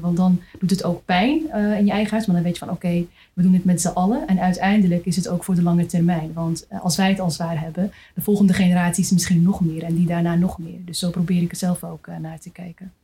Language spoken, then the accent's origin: Dutch; Amsterdam, North Holland, Netherlands; ik ben zelf ook Amsterdamse